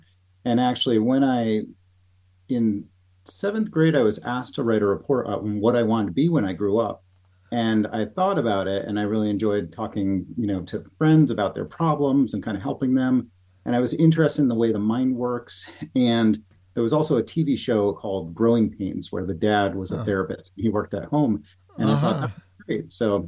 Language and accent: English; Norwalk, Connecticut, United States; moved away as an adult; also born or lived in Denver / Santa Barbara; So I grew up in Connecticut, in Norwalk, Connecticut. My parents, my dad was a plumber, my mom was a bookkeeper, and they divorced when I was 6 years old. Okay. So we grew up in a middle-class kind of family